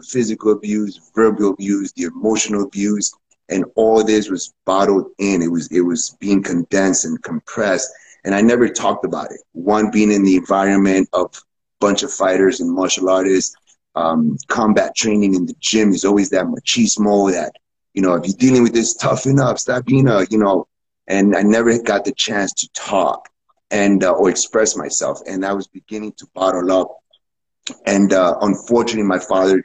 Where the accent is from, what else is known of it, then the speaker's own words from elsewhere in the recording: New York City, New York, United States; moved away as an adult; now in Costa Rica; I was born and raised in New York City